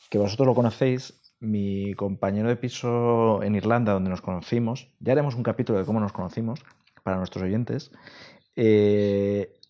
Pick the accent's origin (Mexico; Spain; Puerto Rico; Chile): Spain; also born or lived in Ireland; yo soy español